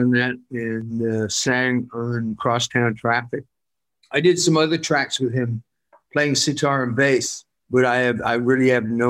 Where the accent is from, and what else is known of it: Worcester, West Midlands, United Kingdom